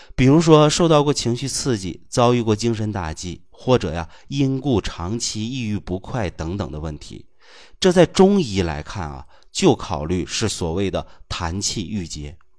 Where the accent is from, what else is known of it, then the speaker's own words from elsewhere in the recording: China; 我们中国人的语言呐，其实是有学问的